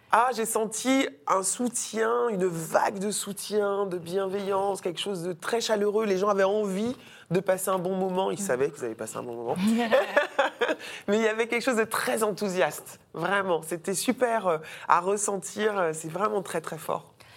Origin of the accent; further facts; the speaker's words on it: French Guiana; j'ai grandi dans la Guyane de Christiane Taubira